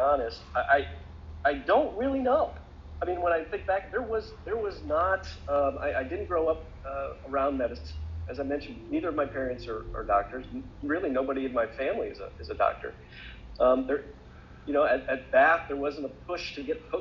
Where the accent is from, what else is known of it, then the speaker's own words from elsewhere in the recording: Lima, Ohio, United States; when I was growing up in Lima